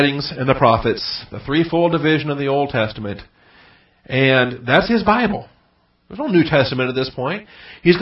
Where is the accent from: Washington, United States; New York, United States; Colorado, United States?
Washington, United States; Seattle; moved away as an adult; I grew up in Seattle